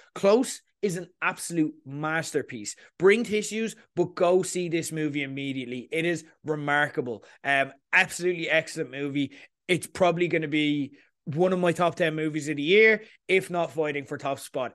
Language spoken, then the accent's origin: English; Ireland; accent: Irish; you're hearing my accent